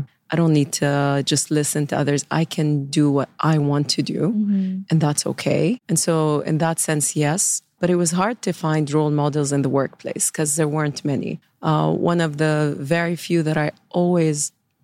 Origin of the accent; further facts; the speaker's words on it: Saudi Arabia; I grew up in Saudi, born and raised in Saudi Arabia in the 80s